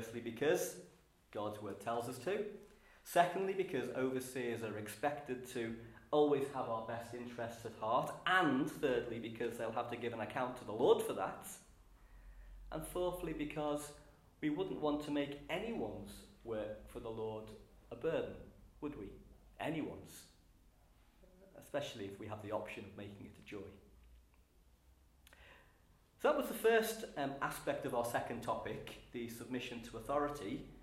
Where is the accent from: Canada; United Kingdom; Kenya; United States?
United Kingdom; Liverpool, North West England; As a Scouser